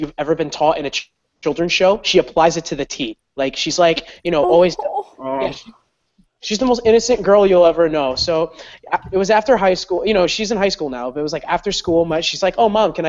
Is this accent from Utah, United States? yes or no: no; Westchester County, New York, United States; I'm from Westchester County, which is like the county right at, like, right before the city.